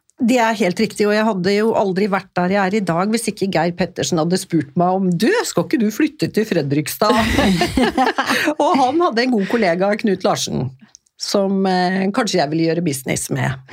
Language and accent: Norwegian; Stockholm, Stockholm County, Sweden; moved away; jeg vokste opp i Stockholm